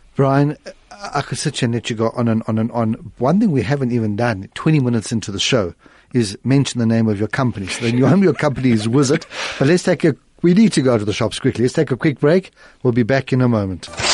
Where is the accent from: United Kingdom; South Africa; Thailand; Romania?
South Africa; being a South African